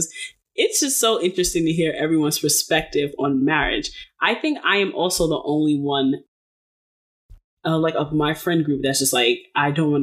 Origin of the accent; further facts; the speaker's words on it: New York City, New York, United States; I grew up in Brooklyn